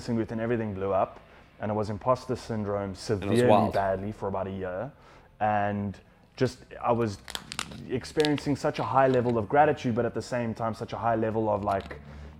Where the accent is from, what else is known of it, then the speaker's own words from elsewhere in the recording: South Africa; as a South African